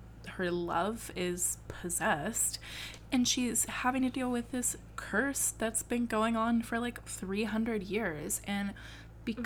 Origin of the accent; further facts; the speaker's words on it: United States; I'm an American baby